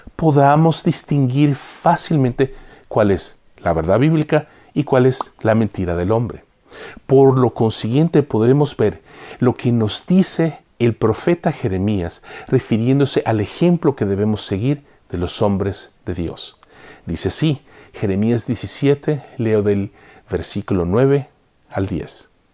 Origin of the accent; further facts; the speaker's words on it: El Salvador; en mi país natal, El Salvador